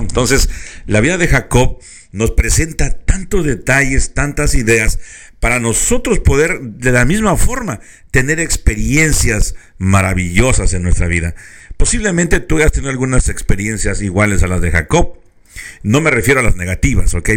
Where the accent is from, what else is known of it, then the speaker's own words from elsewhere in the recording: Mexico; now in California, United States; muchos mexicanos eh, hemos tomado lugar otra vez de California